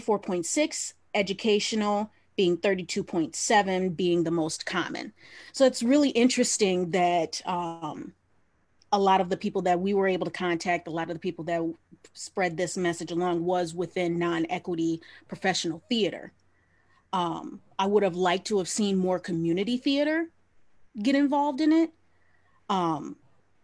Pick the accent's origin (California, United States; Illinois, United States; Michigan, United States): Michigan, United States; Southeast; I'm only a Southeast girl